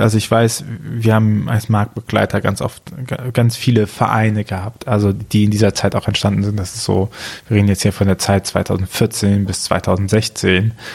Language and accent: German; Archdiocese of Cologne, North Rhine-Westphalia, Germany; Ich komme auch aus dem Erzbistum Köln